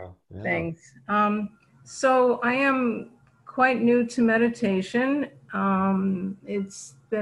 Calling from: Fort Lee, New Jersey, United States; Fort Lee, New Jersey.

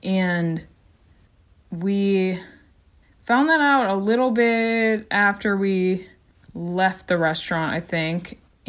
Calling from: California, United States; I'm a listener from California.

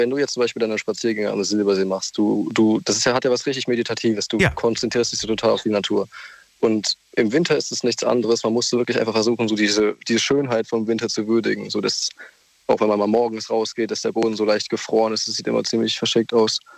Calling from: Bobenheim-Roxheim, Rhineland-Palatinate, Germany; Ich komme aus Bobenheim-Roxheim.

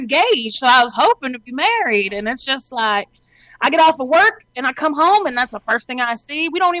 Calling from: Arkansas, United States; I'm calling from Arkansas.

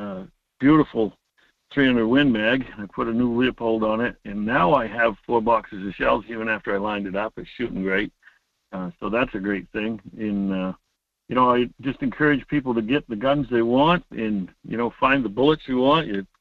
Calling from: Homer, Alaska, United States; Good morning, Mike. … from Homer.

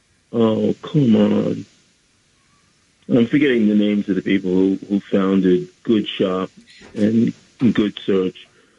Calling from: Bronx, New York, United States; Bronx, New York.

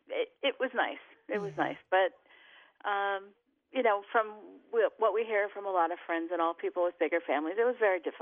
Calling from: Cream Ridge, New Jersey, United States; I am calling from Cream Ridge.

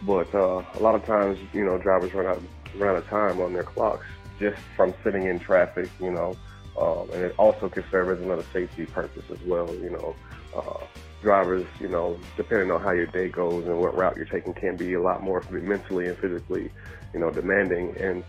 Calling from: Port St. Lucie, Florida, United States; I'm calling from Port St. Lucie, Florida.

